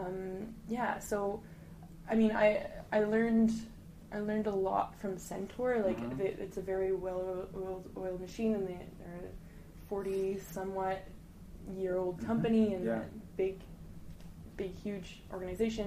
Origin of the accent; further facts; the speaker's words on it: Montreal, Quebec, Canada; moved away as an adult; now in Toronto, Canada; I'm born and raised in Montreal, mm-hmm. but so I'd only ever lived there my whole life